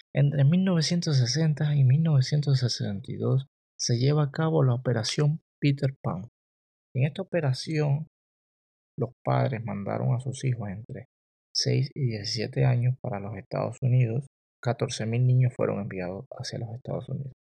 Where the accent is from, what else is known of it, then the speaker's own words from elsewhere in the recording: Cuba; mi país, de mi cultura y curiosidades del lugar de donde yo vengo, la tierra que me vio nacer. Les voy a hablar de Cuba